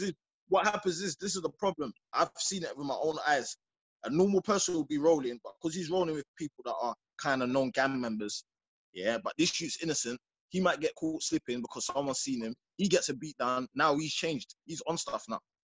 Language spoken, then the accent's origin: English; London, United Kingdom; I'm from Peckham